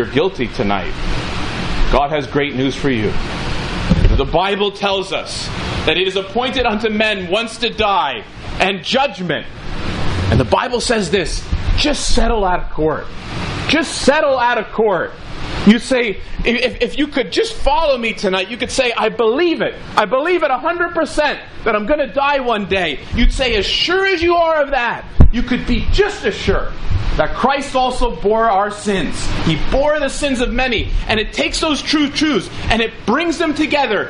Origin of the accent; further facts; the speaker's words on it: Ridgewood, New Jersey, United States; I was born in Valley Hospital, Ridgewood, New Jersey